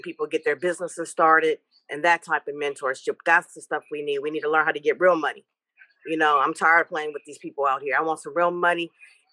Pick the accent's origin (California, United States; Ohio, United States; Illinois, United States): California, United States; Richmond; also born or lived in Stockton, California / San Francisco / Louisiana; Originally from Stockton, but raised in Richmond, Hilltop, and educated in Frisco